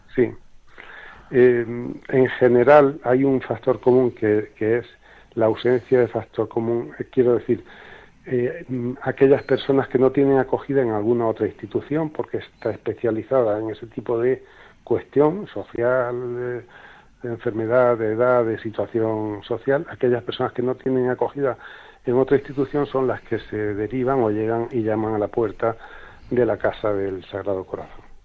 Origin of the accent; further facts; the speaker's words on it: Granada, Andalusia, Spain; moved away as an adult; now in Málaga, Spain; llegamos a Málaga pues hace eso, 35 años, y yo ya me siento malagueño, aunque nací en Granada